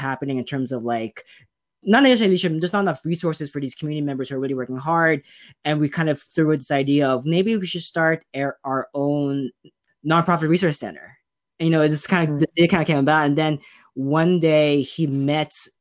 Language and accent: English; Salinas, California, United States; I am from, born and raised in Salinas